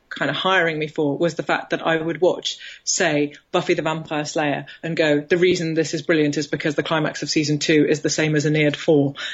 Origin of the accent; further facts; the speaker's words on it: Birmingham, West Midlands, United Kingdom; now in London, United Kingdom; I grew up in Birmingham, which is about 100 miles north of uh, London